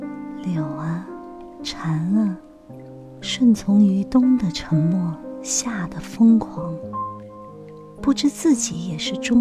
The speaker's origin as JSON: {"language": "Chinese", "town": "Hangzhou", "region": "Zhejiang", "country": "China", "tie": "born or raised there", "moved": "yes", "said": "我出生在西子湖畔，杭州是我的家乡。小的时候，我总是特别想离开家乡，去寻找我的诗与远方。可是二十多年过去了，现在却越来越怀念我的家乡。"}